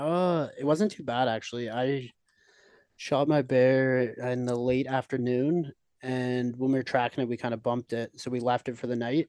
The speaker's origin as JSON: {"language": "English", "area": "just outside Toronto", "region": "Ontario", "country": "Canada", "tie": "born or raised there", "moved": "as an adult", "lives_now": "Kelowna, Canada", "said": "I'm originally from Ontario. I lived just outside Toronto my whole life."}